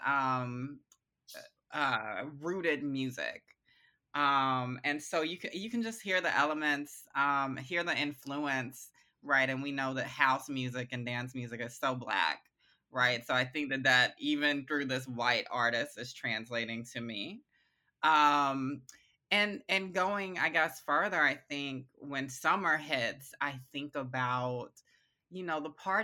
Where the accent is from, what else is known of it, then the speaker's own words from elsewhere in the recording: Augusta, Georgia, United States; also born or lived in Oakland; now in Brooklyn, United States; I was raised in Augusta, Georgia. So I'm a Southern girl